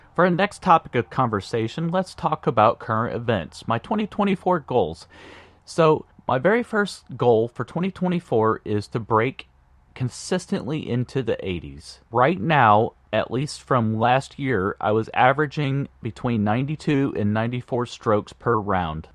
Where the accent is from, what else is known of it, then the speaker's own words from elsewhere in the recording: Indianapolis, Indiana, United States; born and raised in Indianapolis, Indiana.